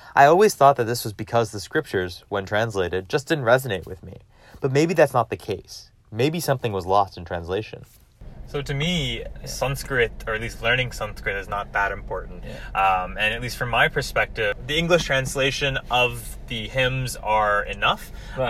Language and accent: English; Alabama, United States; growing up in Alabama as a first generation Hindu American